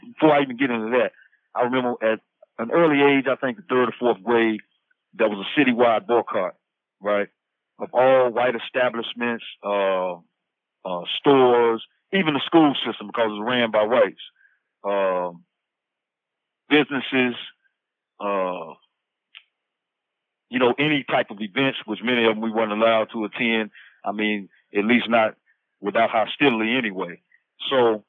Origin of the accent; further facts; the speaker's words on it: small town Mississippi outside of Tupelo, United States; I'm originally from Mississippi, right? I come up small town Mississippi outside of Tupelo